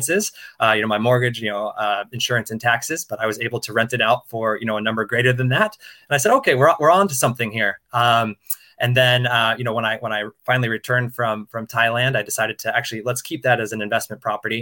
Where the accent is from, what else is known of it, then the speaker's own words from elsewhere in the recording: Denver, Colorado, United States; moved away as an adult; also born or lived in London; now in Singapore; I'm a U.S. citizen, born and raised in Denver, Colorado.